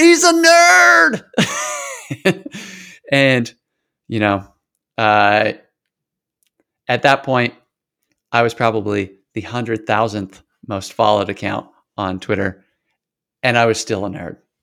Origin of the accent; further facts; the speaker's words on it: Washington, United States; moved away as an adult; also born or lived in Idaho / California / Portland / Atlanta; I was born in Idaho, lived in California for a while, and then until I graduated high school, spent most of the rest of my time in Washington State